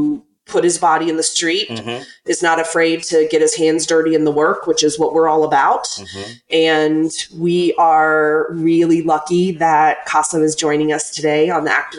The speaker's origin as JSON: {"language": "English", "region": "Virginia's 10th district", "country": "United States", "tie": "born or raised there", "said": "I was born and raised in Virginia's 10th district, which is adjacent to the district that Qasem is running to win this year."}